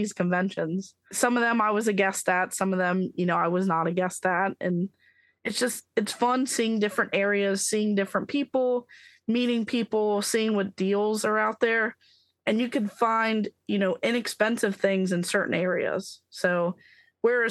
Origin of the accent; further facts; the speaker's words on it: Maryland, United States; I'm from Maryland